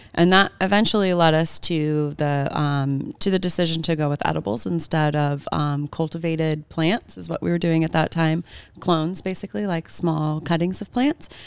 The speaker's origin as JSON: {"language": "English", "area": "Bay Area", "region": "California", "country": "United States", "tie": "born or raised there", "also_born_or_lived": "Santa Barbara, California", "said": "I grew up in the Bay Area, California"}